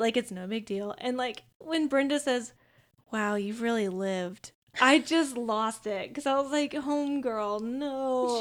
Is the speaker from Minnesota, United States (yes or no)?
yes; Minnesota, United States; speaking as a Minnesotan